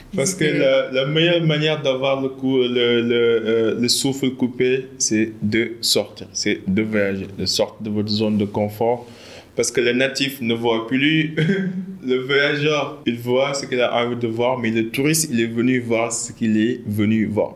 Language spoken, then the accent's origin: French; Senegal; on est des Sénégalais